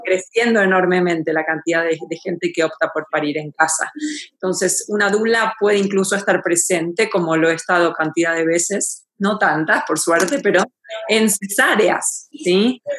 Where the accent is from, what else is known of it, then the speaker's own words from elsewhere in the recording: Argentina; moved away as an adult; now in Mexico City, Mexico; yo soy argentina y vivo en la Ciudad de México hace 21 años